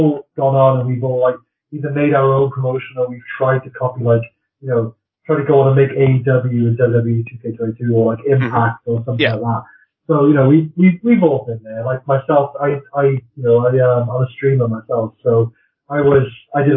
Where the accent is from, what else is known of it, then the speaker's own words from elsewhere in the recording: Wales, United Kingdom; I'm Welsh